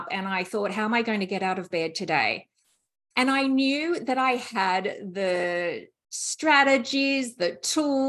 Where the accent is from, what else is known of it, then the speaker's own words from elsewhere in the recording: Sydney, New South Wales, Australia; moved away as an adult; now in United States; as you can tell from my accent, I am not a native of the US. I'm from Australia, Sydney, in fact, and we've been over in the US for 5 years now for my husband's work.